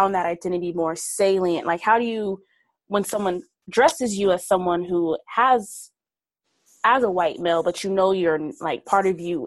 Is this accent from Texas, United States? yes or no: yes; Texas, United States; moved away; I'm from Texas